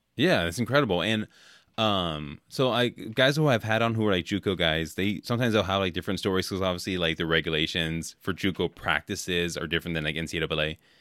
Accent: California, United States; moved away; I grew up in California, so I grew up on In and Out

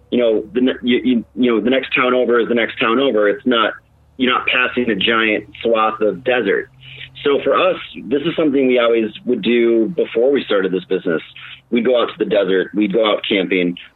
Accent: Wisconsin, United States; now in Arizona, United States; we're originally from Wisconsin, and yeah, you have the North Woods and you have stuff up there, but when you live in Arizona, especially in Phoenix

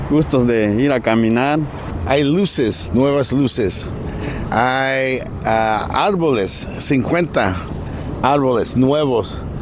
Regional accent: El Salvador; now in Los Angeles, United States; que regresamos a nuestro parque, donde venimos cuando venimos de nuestros países, de Centroamérica, yo vine de El Salvador, y se siente bonito que eso está siendo revitalizado.

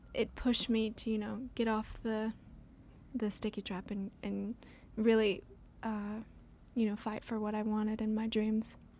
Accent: Franklin, Tennessee, United States; I grew up where, in Franklin

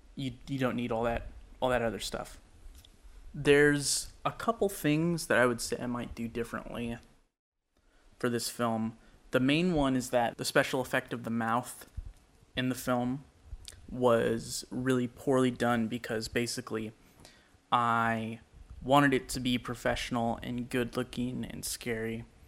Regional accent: Sacramento, California, United States; I am a filmmaker from Sacramento, California

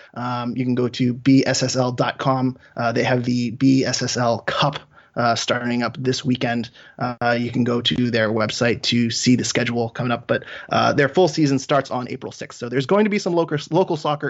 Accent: Maine, United States; my home state of Maine

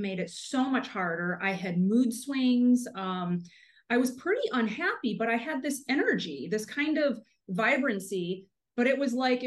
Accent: Michigan, United States; moved away as an adult; also born or lived in Arizona / Italy; now in Florida, United States; I was born and raised in Michigan

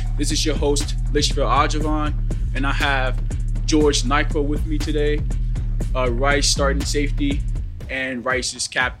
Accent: Ghana; born there; moved away; And I was born in Ghana.

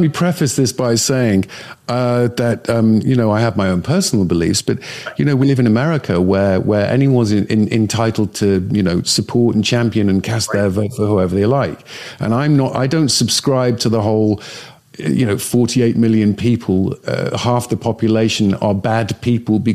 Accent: the north of England, United Kingdom; now in United States; growing up in Northern England where I grew up

